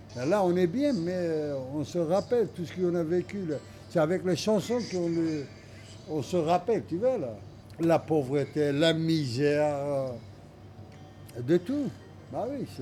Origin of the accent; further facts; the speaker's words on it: Kurdistan, Turkey; French is a second language; moved away; nous, on est des Kurdes, on n'a droit à rien du tout en Turquie